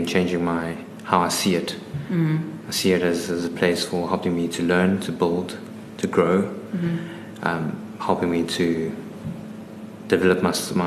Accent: Johannesburg, Gauteng, South Africa; also born or lived in Cape Town; I grew up in Johannesburg, went to school in St. John's, did my undergrad at UCT

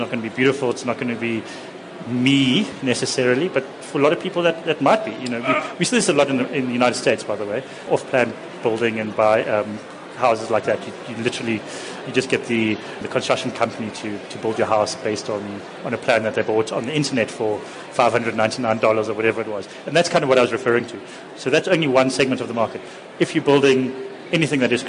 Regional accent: Johannesburg, Gauteng, South Africa; moved away as an adult; now in Cape Town, South Africa; When I lived in Johannesburg, I grew up in Hyde Park

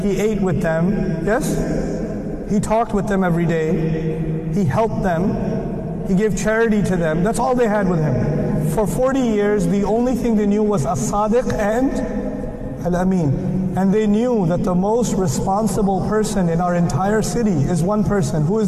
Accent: United States; I'm American

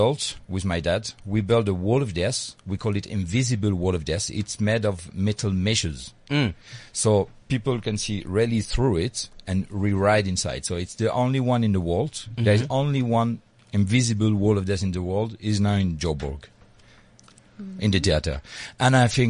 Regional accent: Paris, Île-de-France, France; now in Hossegor, France; I was born in Paris, but I live now in a city called Osegore

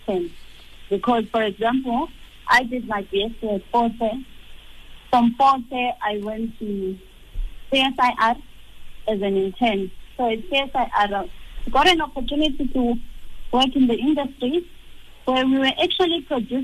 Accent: Umzimkhulu, KwaZulu-Natal, South Africa; moved away; I was born in Mzimkolo, in KZN. I grew up at Mzimkolo, the rural areas

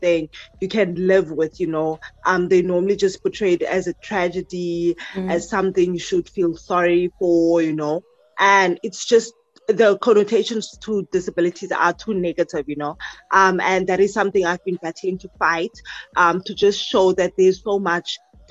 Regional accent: Mossel Bay, Western Cape, South Africa; from Marshall Bay, which is in the Western Cape

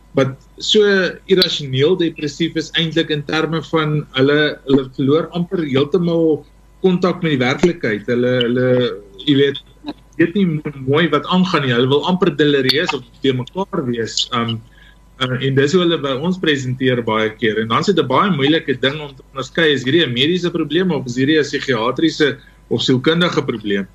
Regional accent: South Africa

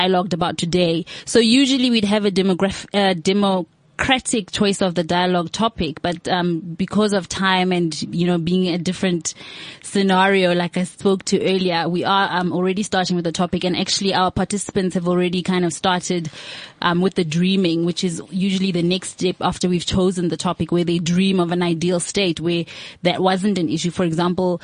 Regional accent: South Africa; we are citizens of South Africa

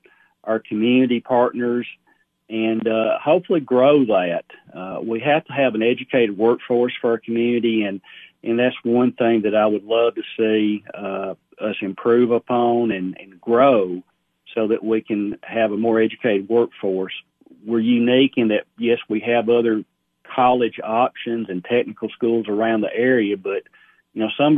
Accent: Sparta, United States; I had graduated college and just really felt a disconnect, you know, with my hometown. And I saw this as a way of hopefully giving back to Sparta, which has given a lot to me over the years.

